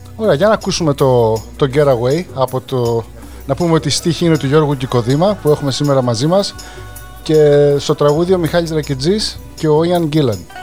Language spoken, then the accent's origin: Greek; Greece; moved away; είμαστε επηρεασμένοι από τα 90s στην Ελλάδα τη δεκαετία του 90 και όταν φύγαμε από Ελλάδα τα τέλη του 90 αλλά επειδή μεγαλώσαμε τη δεκαετία του 90